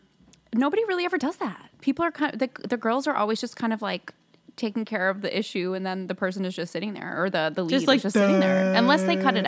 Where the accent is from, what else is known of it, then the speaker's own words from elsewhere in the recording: New England, United States; I grew up in New England.